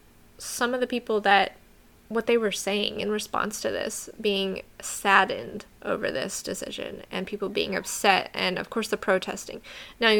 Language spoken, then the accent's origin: English; New Mexico, United States; my home state of New Mexico, where I grew up